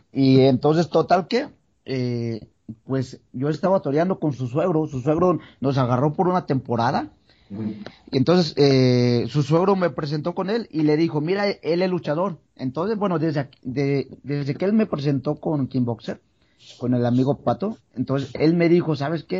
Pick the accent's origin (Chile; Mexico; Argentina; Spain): Mexico; San Pedro Tlaquepaque, Jalisco; yo vengo de Guadalajara, Jalisco, eh, bueno, de, San Pedro Tlaquepaque